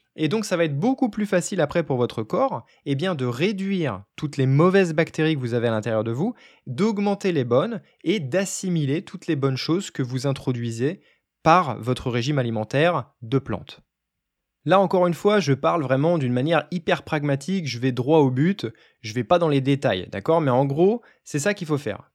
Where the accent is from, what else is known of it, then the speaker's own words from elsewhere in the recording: France; je suis français